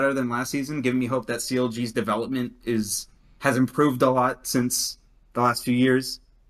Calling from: Dallas, Texas, United States; I am calling from Dallas.

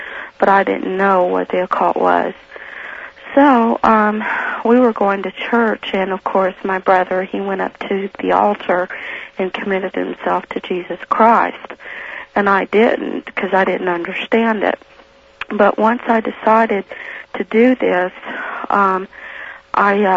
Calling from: Reno, Nevada, United States; I'm calling from Reno.

